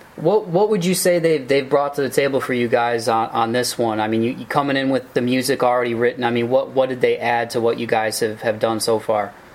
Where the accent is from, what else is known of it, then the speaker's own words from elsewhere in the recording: Toledo, Ohio, United States; I'm from Toledo. It's it's a smaller town, but uh, very very blue